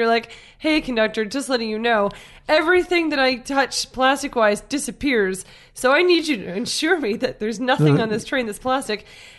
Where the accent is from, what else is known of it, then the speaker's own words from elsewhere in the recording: East Coast, United States; I'm from the East Coast where there are boats.